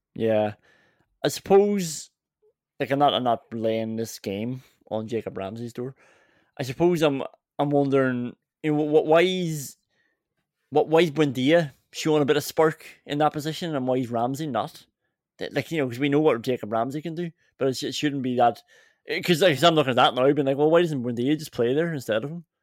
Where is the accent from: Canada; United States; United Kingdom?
United Kingdom; England; as an English football fan